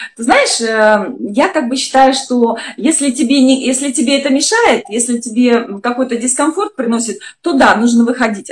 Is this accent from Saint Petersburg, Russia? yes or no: yes; Saint Petersburg, Russia; moved away; я из Санкт-Петербурга родом, а нас там всех скромными очень воспитывали